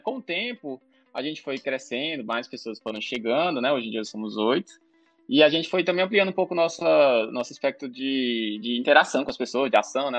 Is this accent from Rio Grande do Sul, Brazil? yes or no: no; Ceará, Brazil; Eu sou cearense, formado na UFC